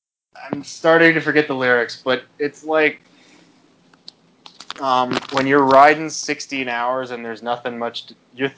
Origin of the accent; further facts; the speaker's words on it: Canada; us being Canadian